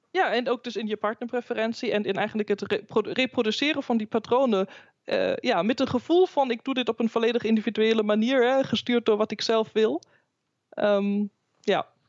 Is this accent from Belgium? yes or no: no; Germany; now in Netherlands; mijn eigen, mijn geboorteland Duitsland